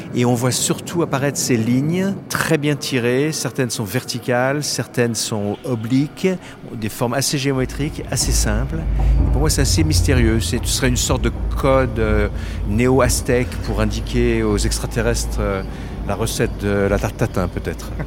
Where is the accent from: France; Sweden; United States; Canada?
France; moved away as an adult; now in Singapore; je suis français, mais à Singapour depuis 27 ans